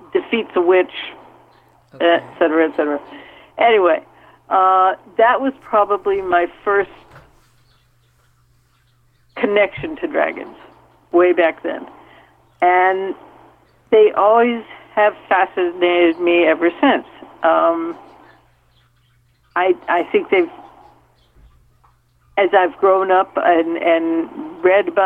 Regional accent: Minnesota, United States; I grew up in Minnesota.

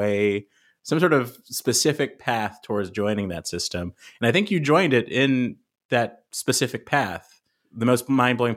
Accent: California, United States; I'm from California too

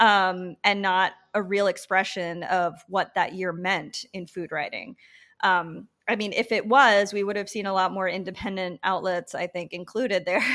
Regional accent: Patchogue, New York, United States; I grew up in Patchogue on the South Shore

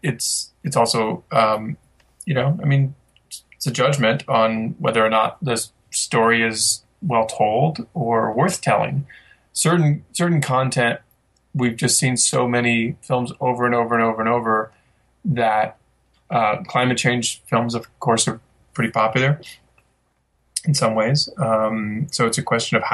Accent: Midwest, United States; I'm from the Midwest

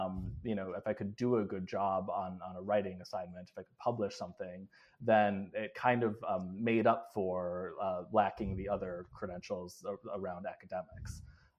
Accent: Appleton, Wisconsin, United States; also born or lived in Southern California / Kenya; I was born in Southern California and then moved to Kenya when I was very young and lived there for several years. And then we moved to Appleton, Wisconsin, which is a paper mill town in northern Wisconsin in the early 90s.

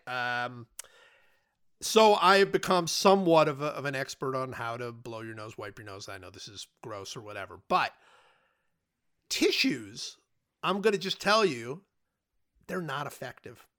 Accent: Cleveland, Ohio, United States; moved away; I grew up, it was, it was in Cleveland

